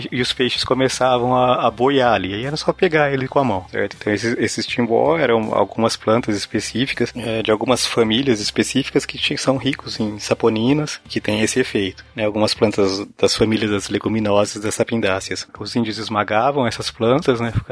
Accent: Paraná, Brazil; eu sou do Paraná, tá?

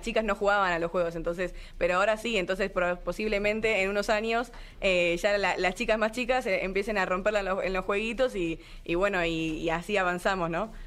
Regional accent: Argentina; moved away as an adult; now in Mexico; yo que vine desde Argentina

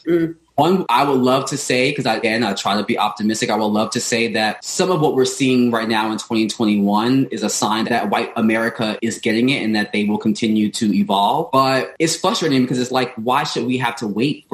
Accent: New York City, New York, United States; when I went out to in my community, it was mainly us Black people. In Bed-Stuy, it was predominantly Black neighborhood

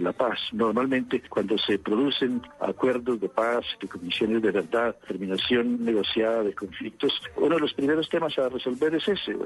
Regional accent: Colombia; el que vivimos hoy en Colombia

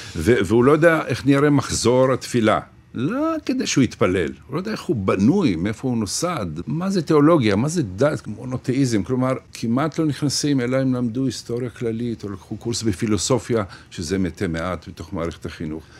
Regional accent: Ashdod, Southern District, Israel; now in Sderot, Israel; אני אשדודי שגר בשדרות

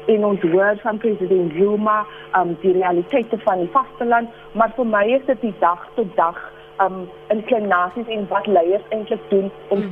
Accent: South Africa; vir my as 'n Suid-Afrikaner

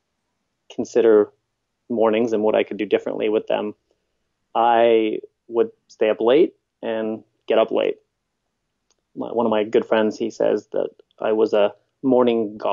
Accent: Winnipeg, Manitoba, Canada; now in British Columbia, Canada; I'm not from here. I'm from Winnipeg, which is the middle of the country.

